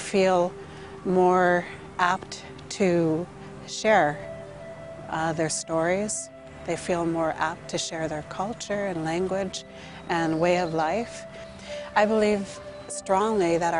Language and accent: English; Gwa'sala-'Nakwaxda'xw Nation, British Columbia, Canada; I'm from the Gwasala Nakwadok tribe